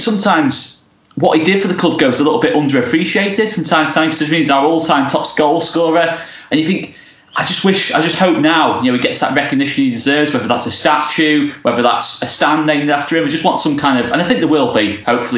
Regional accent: Southport, North West England, United Kingdom; From Southport

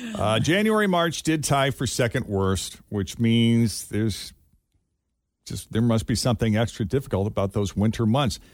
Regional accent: Massachusetts, United States; Growing up in Massachusetts

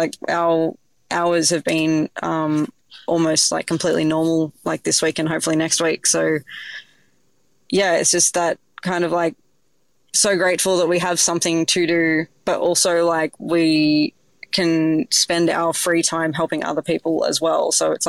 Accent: Sydney, New South Wales, Australia; I grew up in Sydney, and my mum from like a really young age saw that I had like a real love for cooking.

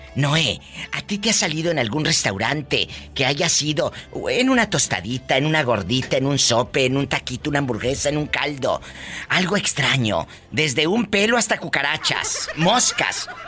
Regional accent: Matamoros, Tamaulipas, Mexico; yo soy de Matamoros, Tamaulipas, es mi tierra natal

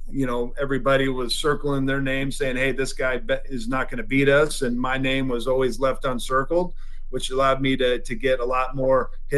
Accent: Washington, United States; we're opening up in Seattle at Safeco, obviously my home state

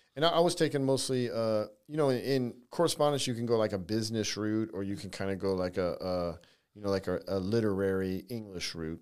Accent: San Diego, California, United States; moved away; I grew up in California, so, you know, I'm from California

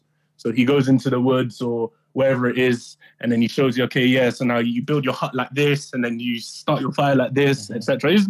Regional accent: Ghana; also born or lived in Uganda / Oman; Yeah, I'm from Ghana and a few other places. Ghana, okay. Uganda, and Oman.

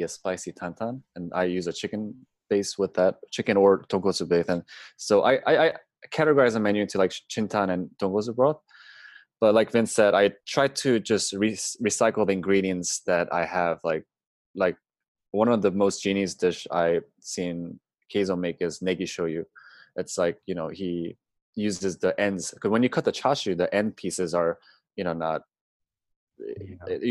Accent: Baltimore, Maryland, United States; I grew up in Baltimore

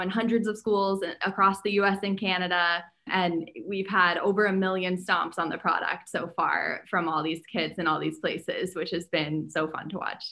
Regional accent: New Hampshire, United States; I grew up in New Hampshire

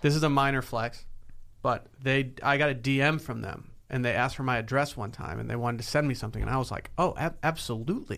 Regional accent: Harbor Springs, Michigan, United States; spent a summer in Harbor Springs, Michigan, my hometown

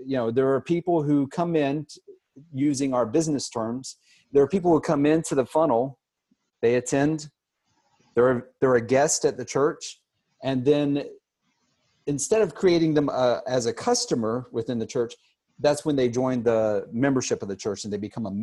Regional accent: Savannah, Georgia, United States; also born or lived in Pittsburgh, Pennsylvania / Atlanta, Georgia; now in Boca Raton, United States; I was actually born in Pittsburgh, Pennsylvania, but I grew up in Savannah, Georgia, and on the coast

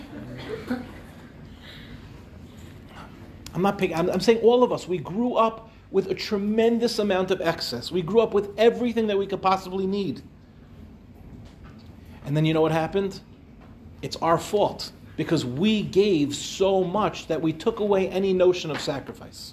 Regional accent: Five Towns, Long Island, New York, United States; I grew up in the Five Towns

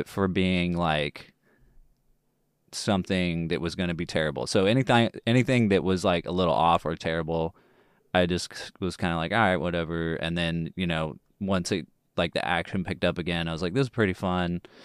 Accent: Longview, Texas, United States; my hometown of Longview, Texas.

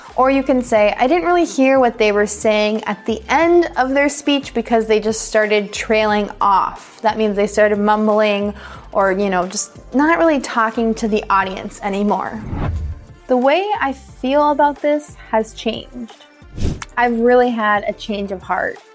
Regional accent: United States; accent: American English; American English speakers like myself

